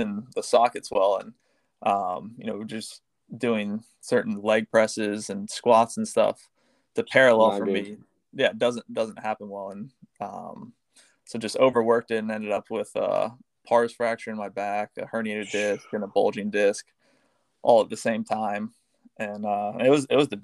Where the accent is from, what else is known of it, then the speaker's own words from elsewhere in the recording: St. Augustine, Florida, United States; I grew up in St. Augustine, so smaller town